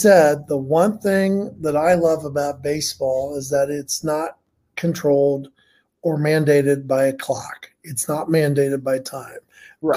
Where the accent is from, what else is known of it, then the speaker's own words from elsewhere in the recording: Muncie, Indiana, United States; I grew up in Muncie, grew up as a grew up a Reds fan, Muncie, Indiana